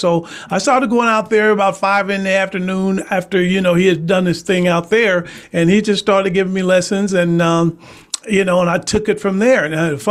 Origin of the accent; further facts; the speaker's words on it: Dayton, Ohio, United States; now in Fontana, United States; growing up in Dayton, Ohio.